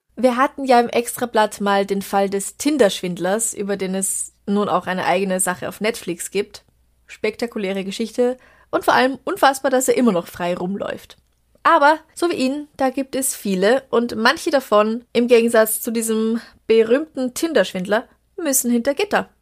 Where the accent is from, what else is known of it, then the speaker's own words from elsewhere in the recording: Traunstein district, Bavaria, Germany; moved away; aus meiner alten Heimat eingeschickt, aus dem Landkreis Traunstein in Bayern